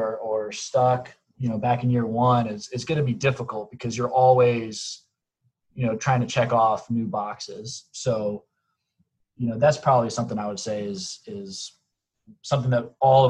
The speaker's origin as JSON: {"language": "English", "town": "Charlotte", "region": "North Carolina", "country": "United States", "tie": "born or raised there", "said": "I grew up in Charlotte, North Carolina"}